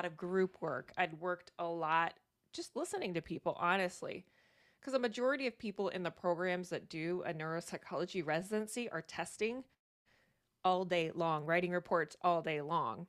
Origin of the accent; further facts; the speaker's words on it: Virginia, United States; moved away as an adult; now in Maine, United States; I'm from Virginia originally though, so I am a Southern girl